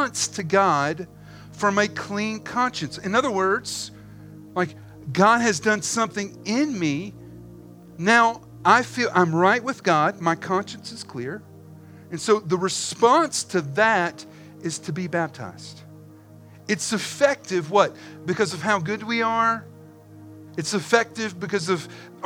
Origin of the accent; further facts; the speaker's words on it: the Carolinas, United States; we are from the Carolinas